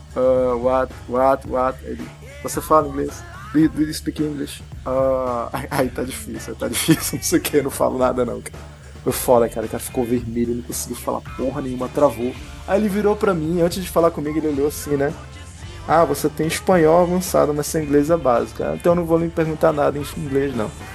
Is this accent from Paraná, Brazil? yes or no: no; Manaus, Amazonas, Brazil; aqui em Manaus, a gente é de Manaus